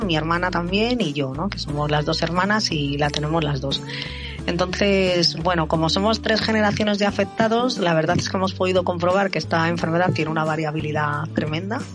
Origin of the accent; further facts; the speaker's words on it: Madrid, Community of Madrid, Spain; tengo 43 años, soy de Madrid